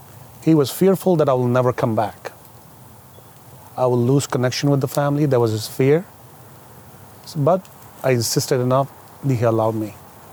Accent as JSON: {"language": "English", "country": "Saudi Arabia", "lives_now": "United States", "said": "But I came here from Saudi Arabia, very strict and very conservative culture, where you cannot do a lot of things."}